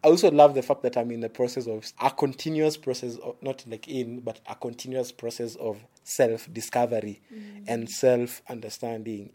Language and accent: English; Nairobi, Kenya; I was from the Eastlands, literally from the ghetto